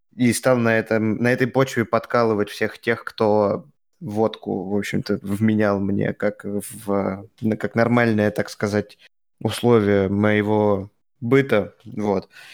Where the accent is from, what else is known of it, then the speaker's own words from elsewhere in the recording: Russia; now in Germany; я из России